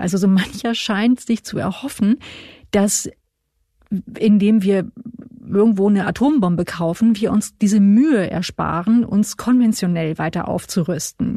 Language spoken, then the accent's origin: German; Hanover, Lower Saxony, Germany; als äh, gebürtige Hannoveranerin